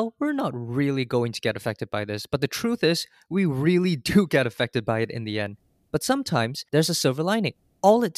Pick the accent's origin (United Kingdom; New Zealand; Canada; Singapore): Singapore; now in United States; As a Singaporean, I was fortunate to have been brought up in a multicultural setting